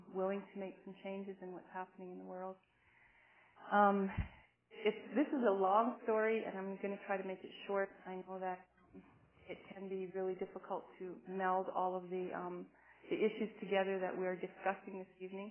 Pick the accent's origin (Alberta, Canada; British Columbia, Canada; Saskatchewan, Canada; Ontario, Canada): Alberta, Canada; Cardston area; I've always lived in the area that my people have been